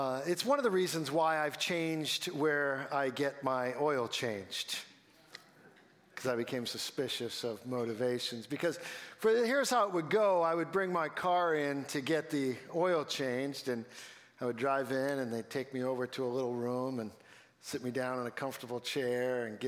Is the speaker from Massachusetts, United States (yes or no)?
yes; Billerica, Massachusetts, United States; I grew up in Billerica, and so this is my home area